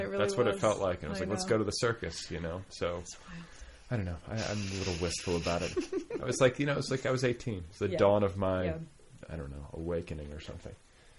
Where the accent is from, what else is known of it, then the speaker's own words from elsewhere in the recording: Indiana, United States; also born or lived in Milwaukee, Wisconsin; I was born in Milwaukee, junior high and high school in Indiana.